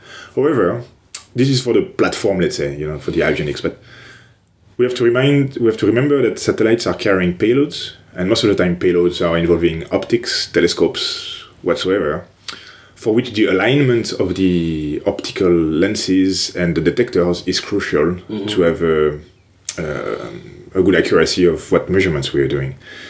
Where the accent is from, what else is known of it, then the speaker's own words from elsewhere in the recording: France; English is a second language; moved away as an adult; Well, first of all, I actually had the first experience abroad in Toronto, in Canada, for my last year of master's degree in engineering.